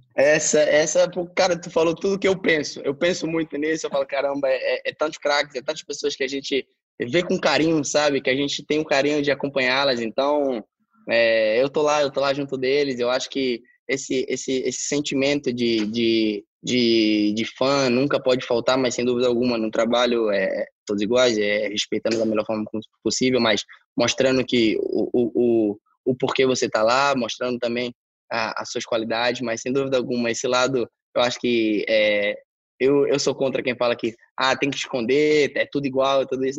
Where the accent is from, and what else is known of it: Brazil; moved away